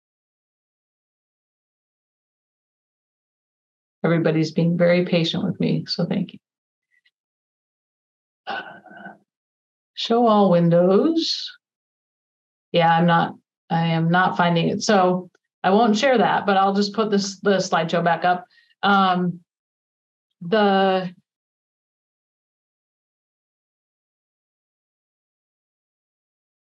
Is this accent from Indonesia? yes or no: no; Carlisle, Massachusetts, United States; near Carlisle, my hometown